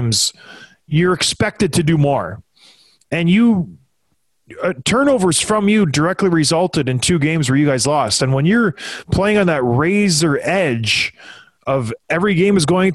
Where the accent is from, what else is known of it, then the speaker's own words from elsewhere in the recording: Edmonton, Alberta, Canada; The town where I was born in Edmonton, Alberta, on a blustery fall day, September 26, 1982, I was born. Lived in the North End in a trailer park. Like, I am Edmonton.